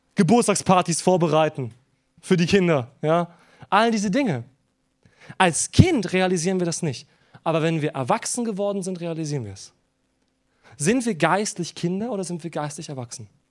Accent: Germany; wir als Deutsche

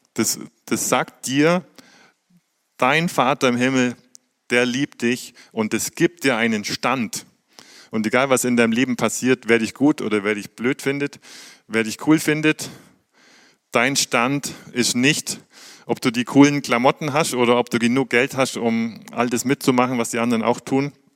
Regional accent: Germany; wir haben in aller Welt Botschaften als Deutsche

